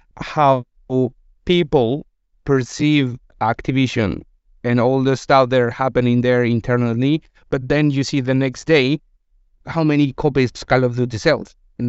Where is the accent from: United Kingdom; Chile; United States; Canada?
Chile; English is a second language; moved away as an adult; I've been working in the gaming industry for almost 7 years. I moved from Chile to here, so I wasn't aware of what was happening. And when I arrived here 6 years ago, it wasn't the same.